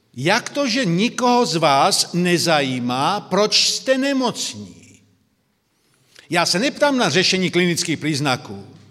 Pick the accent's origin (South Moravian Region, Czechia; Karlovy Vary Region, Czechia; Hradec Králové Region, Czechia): South Moravian Region, Czechia; Brno; now in Slovakia; Já jsem z Brna, by to bylo zřejmé, tedy jsem Moravák narozením, pak žijí na Slovensku, jsou Slovák